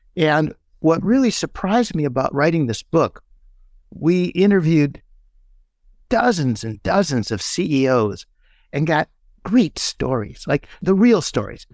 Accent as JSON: {"language": "English", "region": "Midwest", "country": "United States", "said": "we're from the Midwest"}